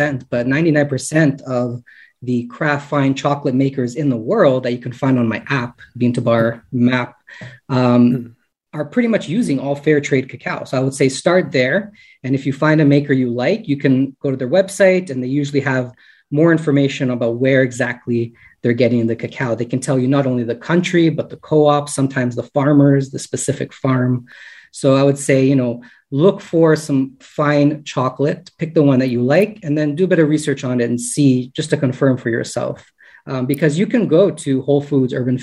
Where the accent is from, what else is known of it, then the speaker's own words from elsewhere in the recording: Woodbridge, Ontario, Canada; I grew up not specifically in Toronto, but just north of Toronto in Woodbridge